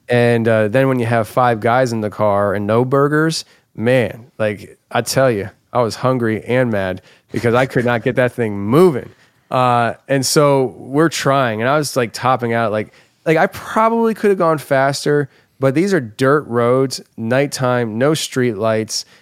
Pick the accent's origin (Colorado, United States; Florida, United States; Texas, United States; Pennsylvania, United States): Pennsylvania, United States; Philadelphia; moved away as an adult; now in Tennessee, United States; I come from the Philadelphia area where I assume everybody wants to hurt me